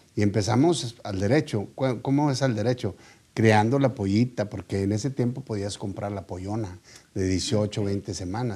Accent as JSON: {"language": "Spanish", "town": "Monterrey", "region": "Nuevo León", "country": "Mexico", "tie": "born or raised there", "said": "yo soy regio, Yo nací aquí en Monterrey y aquí me crié"}